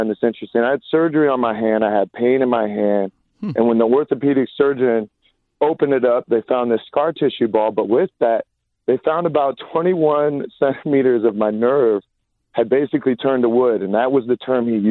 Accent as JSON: {"language": "English", "town": "Eureka", "region": "California", "country": "United States", "tie": "born or raised there", "moved": "yes", "lives_now": "Los Angeles, United States", "said": "I'm from Humboldt County, so wow. Eureka"}